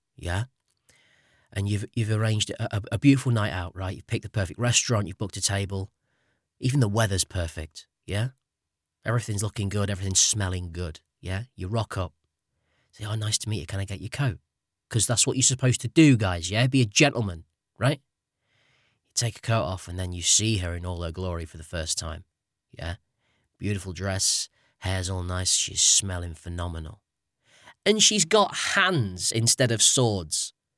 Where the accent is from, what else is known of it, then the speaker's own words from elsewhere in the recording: United Kingdom; as a guy who has actually been out there as a British tourist